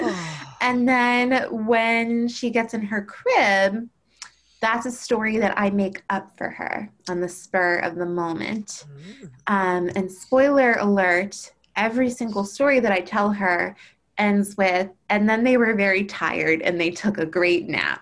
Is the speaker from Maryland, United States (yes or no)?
yes; Baltimore, Maryland, United States; also born or lived in Durham, North Carolina; I was born in Baltimore, eh, which is where I live now. Um, I've lived here my whole life, except for when I went to college at Duke University